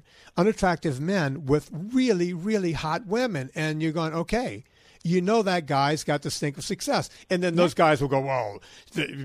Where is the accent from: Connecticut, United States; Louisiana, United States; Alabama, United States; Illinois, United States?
Louisiana, United States; I'm from Louisiana